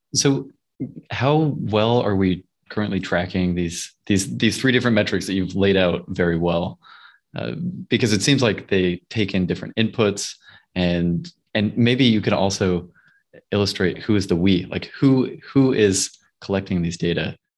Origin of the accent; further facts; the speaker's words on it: Salt Lake City, Utah, United States; moved away; I grew up in Salt Lake City, Utah